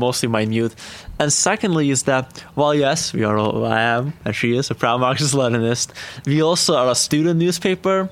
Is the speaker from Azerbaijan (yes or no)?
yes; Azerbaijan; now in Berea, United States; I'm actually from all the way from the uh, ex-Soviet Union uh, country Azerbaijan, and I'm here as an international